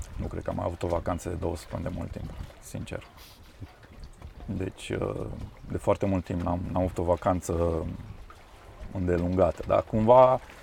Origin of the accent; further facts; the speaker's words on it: Transylvania, Romania; n-am copilărit de fapt în Constanța, am copilărit în uh, Ardeal